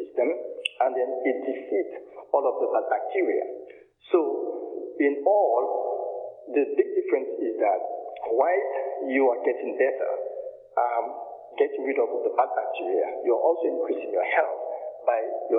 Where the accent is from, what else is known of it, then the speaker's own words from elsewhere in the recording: Dominica; now in United States; I'm originally from Dominica. I call it the historical village of Scottsdale, which born and raised